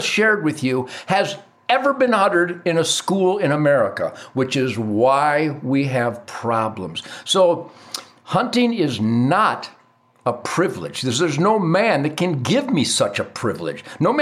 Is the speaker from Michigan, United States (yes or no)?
yes; Detroit, Michigan, United States; I was taught chores in being an asset to my family growing up in Detroit.